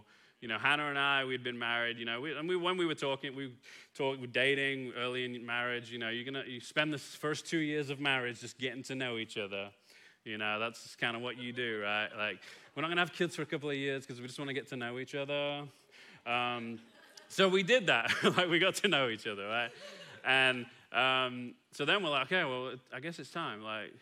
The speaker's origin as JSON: {"language": "English", "region": "England", "country": "United Kingdom", "moved": "yes", "lives_now": "Kilgore, United States", "said": "as an Englishman"}